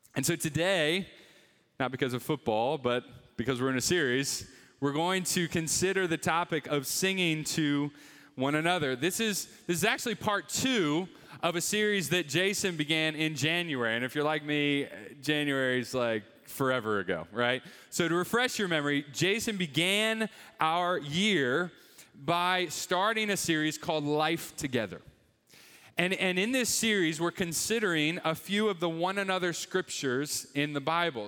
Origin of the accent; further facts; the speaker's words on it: Northeast, United States; moved away as an adult; also born or lived in Atlanta area; now in Atlanta, United States; We, we grew up in the Northeast, my wife